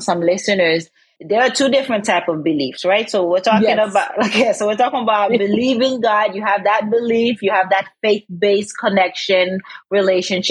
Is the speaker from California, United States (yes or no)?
yes; California, United States; I'm from California